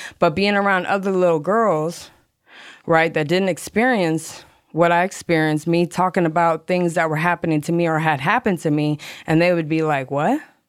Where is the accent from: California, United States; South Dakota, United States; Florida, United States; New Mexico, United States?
Florida, United States; Hollywood; All right, well … from Hollywood, Florida.